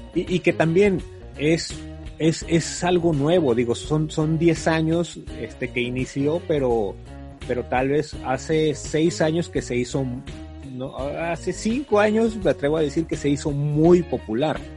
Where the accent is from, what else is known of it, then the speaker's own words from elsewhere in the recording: Mexico; also born or lived in Tijuana; aquí en México